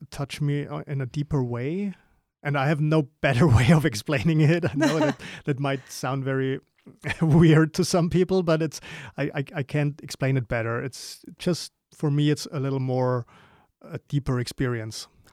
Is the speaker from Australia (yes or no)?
no; Germany; growing up in Germany